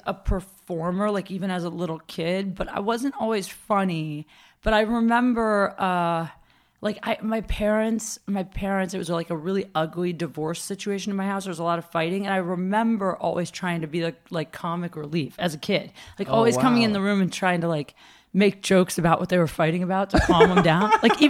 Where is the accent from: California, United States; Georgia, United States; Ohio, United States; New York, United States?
Ohio, United States; I'm from Ohio.